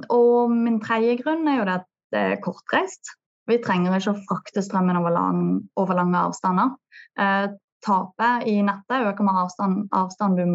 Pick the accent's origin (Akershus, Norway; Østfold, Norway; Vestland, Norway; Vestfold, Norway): Vestland, Norway; Bergen; Du hører jo på meg at jeg er bergenser.